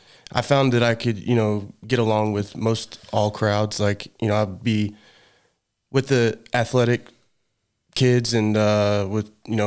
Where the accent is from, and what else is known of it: Rogersville, Missouri, United States